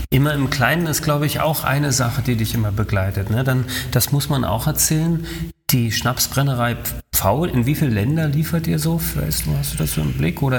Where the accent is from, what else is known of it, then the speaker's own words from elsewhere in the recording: Berlin, Germany; also ich komme aus Berlin, ne?